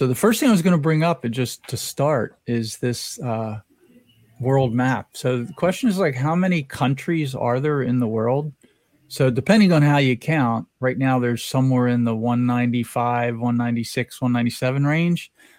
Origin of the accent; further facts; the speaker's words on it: New Jersey, United States; moved away; I came from New Jersey. My view is, I immigrated, escaped, say, from the Democratic People's Republic of New Jersey.